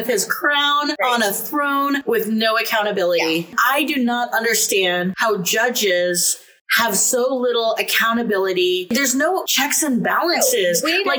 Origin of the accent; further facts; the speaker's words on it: United States; I was raised in the United States of America.